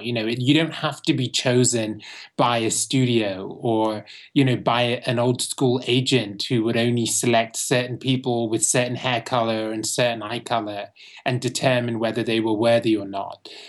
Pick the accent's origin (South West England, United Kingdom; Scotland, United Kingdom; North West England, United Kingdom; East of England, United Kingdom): South West England, United Kingdom; Bristol; moved away as an adult; now in Los Angeles, United States; I was born in Bristol, England, um, which is the fourth largest city in England.